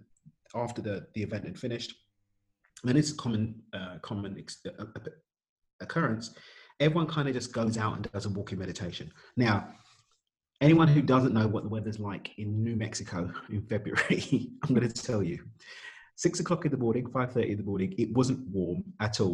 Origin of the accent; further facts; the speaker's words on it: London, United Kingdom; I'm from East London in the UK